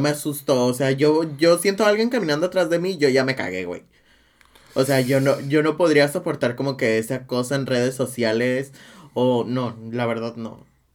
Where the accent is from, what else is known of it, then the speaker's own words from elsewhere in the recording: Guadalajara, Jalisco, Mexico; yo soy de Guadalajara.